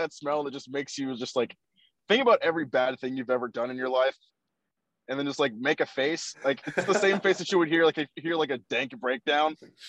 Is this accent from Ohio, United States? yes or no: yes; Ohio, United States; moved away as an adult; also born or lived in Kansas; I was actually born and raised in Ohio. I lived in Ohio up until 2017. So from 1994 to 2017, I lived in Ohio. So this is kind of just going back to like home at this point for me.